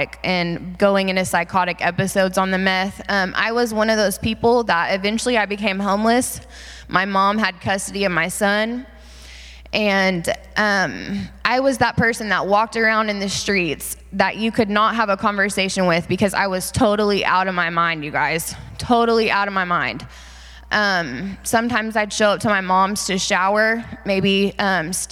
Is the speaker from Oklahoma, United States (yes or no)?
yes; Enid, Oklahoma, United States; I grew up in Enid, Oklahoma